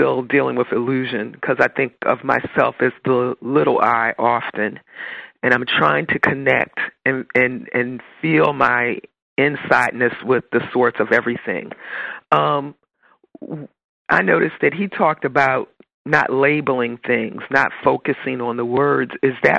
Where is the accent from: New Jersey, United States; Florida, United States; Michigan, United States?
New Jersey, United States; New Jersey.